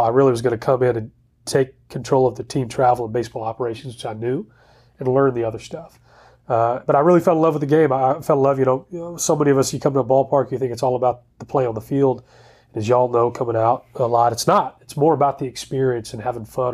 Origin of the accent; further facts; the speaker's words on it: Dallas, Texas, United States; also born or lived in Waco, Texas; I grew up in the Dallas area